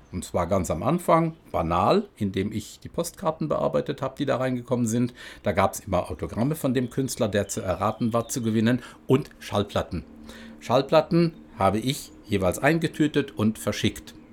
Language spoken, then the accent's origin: German; Luxembourg; German is a second language; weil ich war ja Luxemburger und bin es nach wie vor und gerne. Aber ich habe ja einen Akzent gehabt.